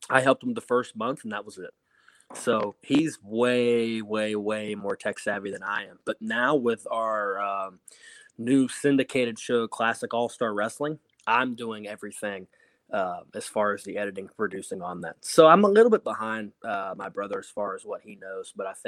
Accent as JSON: {"language": "English", "region": "North Central West Virginia", "country": "United States", "tie": "born or raised there", "moved": "yes", "said": "my area where I grew up in West Virginia didn't have a territory. North Central West Virginia"}